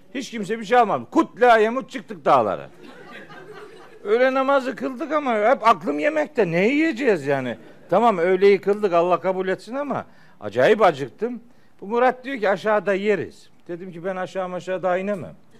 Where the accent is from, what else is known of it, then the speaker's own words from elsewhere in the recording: Çaykara, Trabzon, Turkey; moved away; Ofluyuz. Elhamdülillah. Çaykaralıyız.